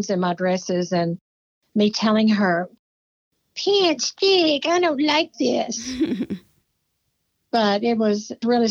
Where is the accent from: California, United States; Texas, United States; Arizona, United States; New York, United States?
Texas, United States; Cameron; I was born in Cameron, Texas. I am a true Texas native. I've only lived out of the state for about 2 years of my life